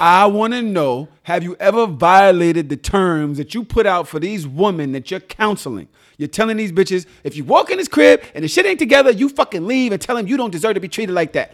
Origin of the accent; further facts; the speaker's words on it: New York City, New York, United States; also born or lived in Atlanta; I was still from Brooklyn